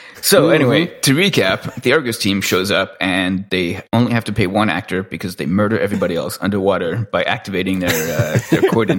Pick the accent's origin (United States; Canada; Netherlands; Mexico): Canada; as a Canadian